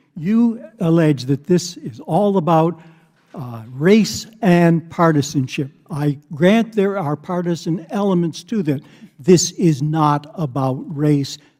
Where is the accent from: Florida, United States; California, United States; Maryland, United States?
Maryland, United States; I grew up in Maryland